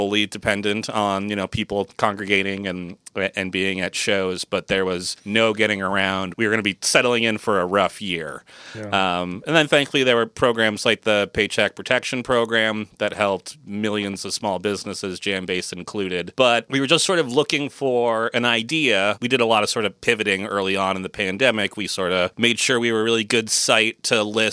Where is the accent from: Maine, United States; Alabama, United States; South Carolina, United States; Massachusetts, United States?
Massachusetts, United States; moved away as an adult; also born or lived in San Francisco Bay Area, California; I was also moving my family from the San Francisco Bay Area back to my hometown here in Massachusetts